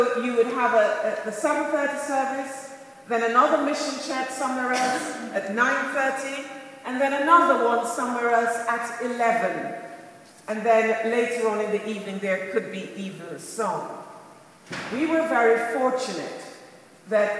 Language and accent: English; Montego Bay, Saint James, Jamaica; now in United Kingdom; born and brought up in Montego Bay, Jamaica